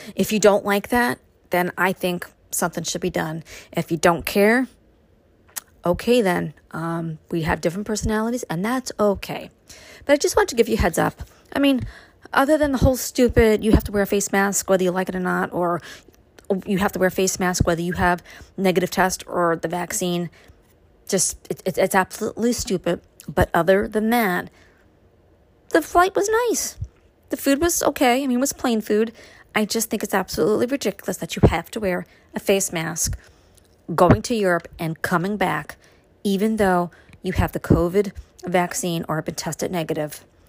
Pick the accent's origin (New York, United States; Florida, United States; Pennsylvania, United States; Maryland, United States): New York, United States; Brooklyn; now in Upstate New York, United States; growing up in Brooklyn